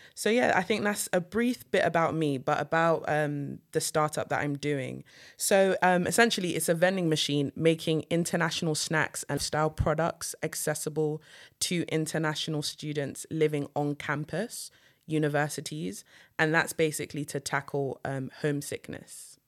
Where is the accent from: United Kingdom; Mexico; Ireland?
United Kingdom; I'm British Nigerian